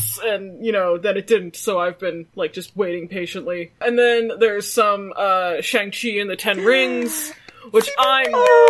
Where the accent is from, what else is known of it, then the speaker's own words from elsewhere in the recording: Toronto, Ontario, Canada; this is what it was like growing up in Toronto with my Korean parents.